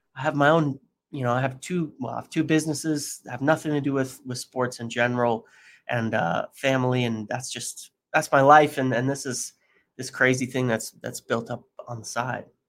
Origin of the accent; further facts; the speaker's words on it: United States; being American